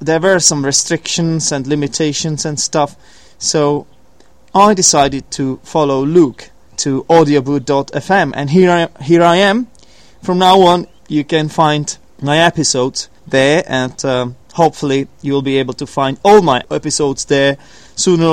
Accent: Poděbrady, Central Bohemian Region, Czechia; from Poděbrady, from my hometown

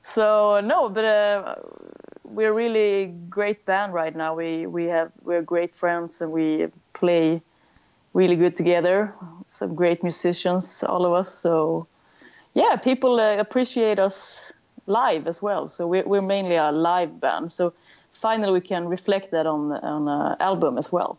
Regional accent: Sweden; accent: Swedish; English is a second language; a Swedish band. Maybe you can hear that in my lousy accent.

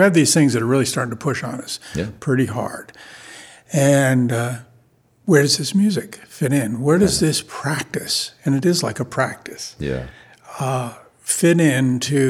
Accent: Paterson, New Jersey, United States; now in Olympia, United States; I grew up in Patterson

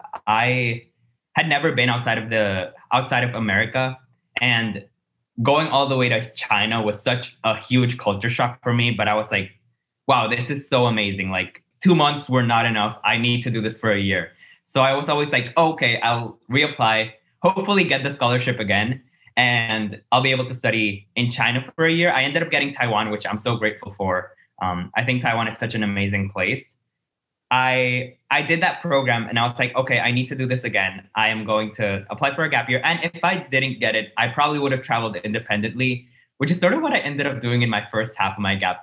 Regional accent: San Juan, Puerto Rico; I'm from San Juan, Puerto Rico, the island's capital

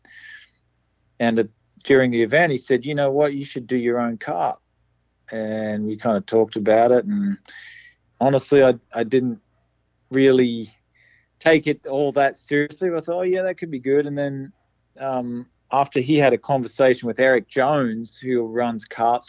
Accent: Toowoomba, Queensland, Australia; now in United States; my hometown Toowoomba

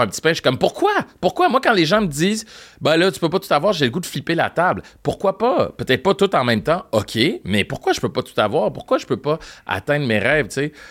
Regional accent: Montreal, Quebec, Canada; first language French; j'ai grandi à Parkex

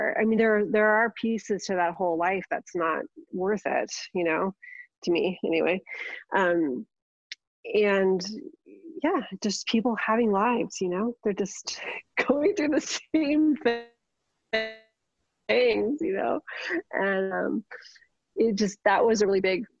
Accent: Los Angeles, California, United States; moved away; I grew up on the West Side.

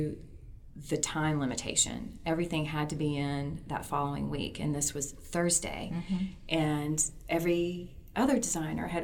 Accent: High Point, North Carolina, United States; I am from High Point, North Carolina, and I have the opportunity to represent my hometown

